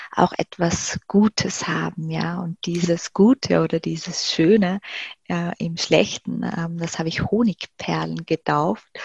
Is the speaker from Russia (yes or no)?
no; Graz, Styria, Austria; wir haben dann ein paar Besorgungen damals noch in meiner Heimatstadt in Graz gemacht